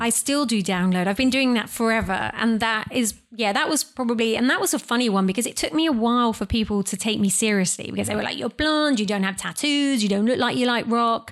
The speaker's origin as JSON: {"language": "English", "country": "United Kingdom", "said": "I'm British"}